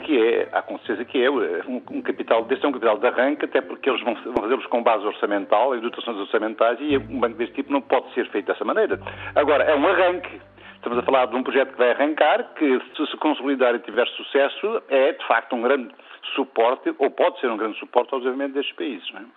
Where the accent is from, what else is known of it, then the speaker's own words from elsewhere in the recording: Portugal; numa terra do interior, como Gouveia, nós somos, somos portugueses de primeira